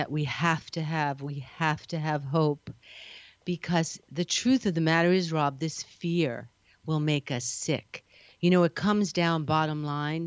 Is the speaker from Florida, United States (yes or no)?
no; New York, United States; now in California, United States; I'm a New Yorker